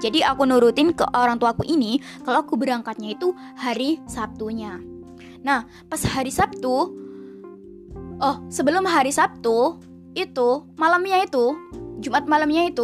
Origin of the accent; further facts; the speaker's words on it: Java, Indonesia; campuran ya bahasa Jawa bahasa Indonesia karena emang aku asli Jawa gitu